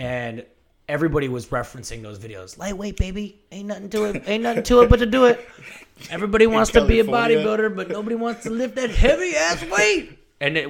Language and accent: English; San Francisco, California, United States; also born or lived in Oregon; I grew up in San Francisco